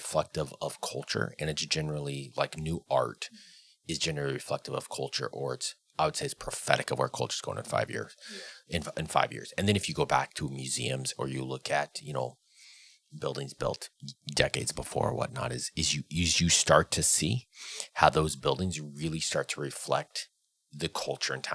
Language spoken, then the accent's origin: English; the Northwest, Pacific Northwest, United States; growing up in the Northwest